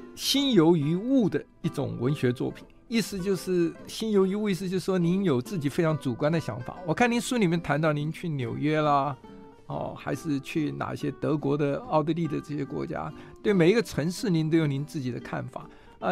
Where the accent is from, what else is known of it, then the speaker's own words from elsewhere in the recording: southern Taiwan, Taiwan; moved away; 尤其是乡下长大小孩，我小时候在南部长大